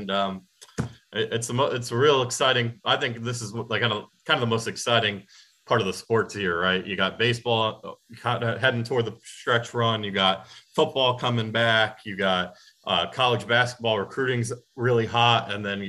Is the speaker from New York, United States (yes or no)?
no; Connecticut, United States; also born or lived in Atlanta, Georgia; now in Lexington, United States; I grew up in Connecticut, and it's cold.